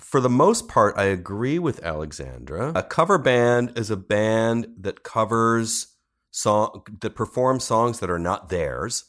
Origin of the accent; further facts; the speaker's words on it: Cleveland, Ohio, United States; now in New York City, United States; I went back home to my hometown of Cleveland